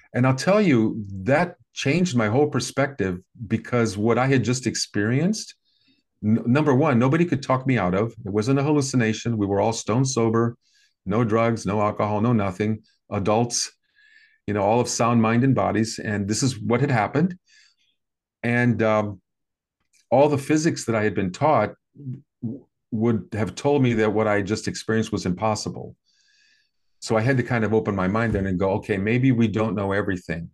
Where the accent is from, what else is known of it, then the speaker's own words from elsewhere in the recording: American Midwest, United States; I grew up in the American Midwest in the sixties and seventies